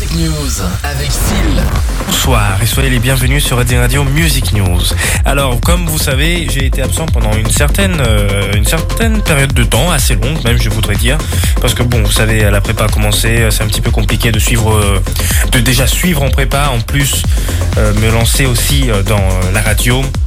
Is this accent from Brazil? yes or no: yes; Brazil; moved away; je suis brésilien